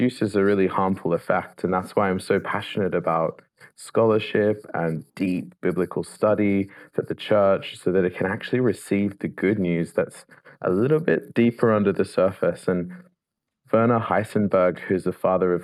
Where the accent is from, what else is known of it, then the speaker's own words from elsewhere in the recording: Sydney, New South Wales, Australia; moved away as an adult; now in Oxford, United Kingdom; I'm from Sydney, Australia. Originally